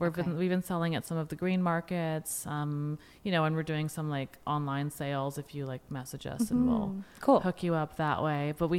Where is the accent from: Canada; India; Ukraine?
India; as an Indian woman, like, you know, it's even more crazy for me to be like out here being like, yes, be sexual